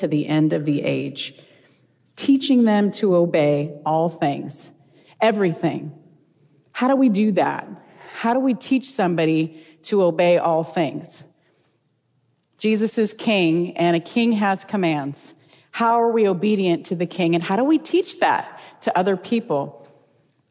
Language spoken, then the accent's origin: English; California, United States; moved away as an adult; now in Tennessee, United States; We're originally from California. Matter of fact, we're fourth generation Californians